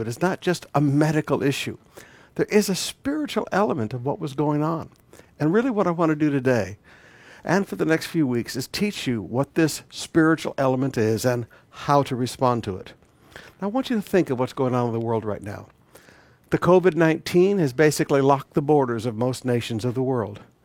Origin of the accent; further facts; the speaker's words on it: Flint and Detroit, Michigan, United States; moved away; As a young boy growing up, I grew up in the Black White Riots in the nineteen sixties in Flint and Detroit.